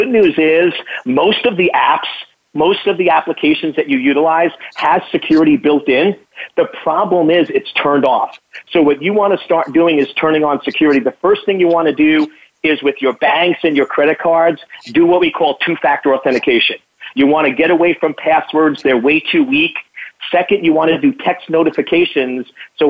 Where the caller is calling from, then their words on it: Virginia, United States; I am calling from Northern Virginia.